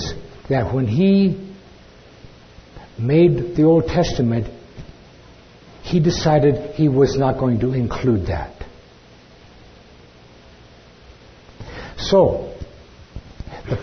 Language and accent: English; California, United States; I'm from California.